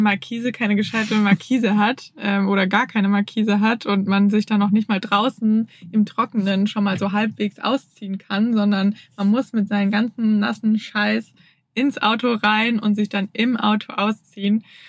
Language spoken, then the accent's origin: German; Germany; moved away as an adult; also born or lived in Hamburg; ich komme ja aus der Region, wo nach Freiburg die meisten Sonnenstunden sind